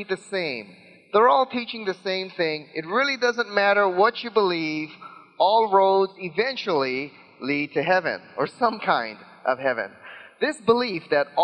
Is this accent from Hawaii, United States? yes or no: yes; Hawaii, United States; growing up in Hawaii